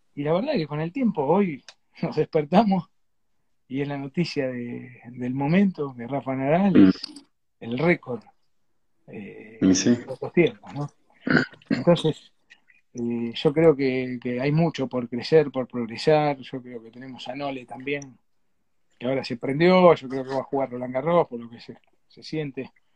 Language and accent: Spanish; Argentina; nosotros acá en Mar del Plata